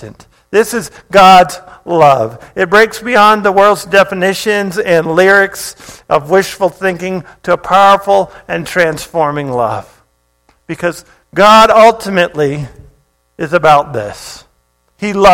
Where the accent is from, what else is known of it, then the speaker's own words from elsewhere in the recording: Hawaii, United States; moved away; I grew up in Hawaii